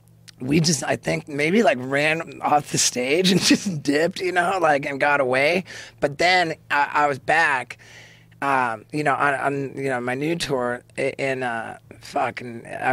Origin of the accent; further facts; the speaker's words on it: England, United Kingdom; born there; also born or lived in Canada / United States; My mom was born in Canada. My dad was born in America. I was born in England. So I'm all three.